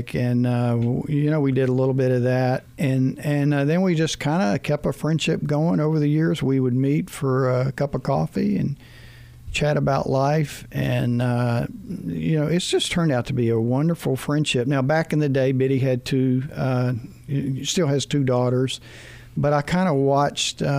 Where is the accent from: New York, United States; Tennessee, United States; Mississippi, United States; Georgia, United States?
Georgia, United States; South; moved away; I'm from South Georgia, man. There's no mountain there other than an anthill